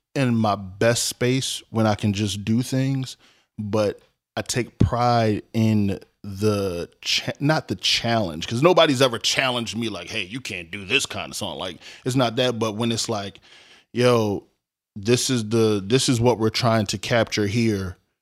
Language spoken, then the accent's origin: English; Philadelphia, Pennsylvania, United States; I'm from North Philly. I went to school in South Philly